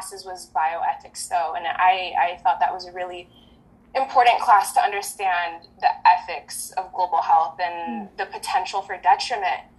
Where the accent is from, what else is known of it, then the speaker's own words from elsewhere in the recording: Southern California, United States; first language French; English is a second language; also born or lived in Geneva, Switzerland; I grew up in Southern California, speaking French